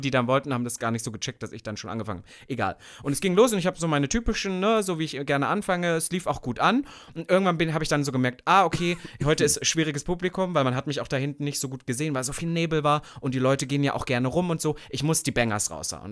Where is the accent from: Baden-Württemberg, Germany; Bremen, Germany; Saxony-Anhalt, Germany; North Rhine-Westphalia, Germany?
Saxony-Anhalt, Germany; Sangerhausen; Nordhausen ist in der Nähe von Sangerhausen, wo ich geboren bin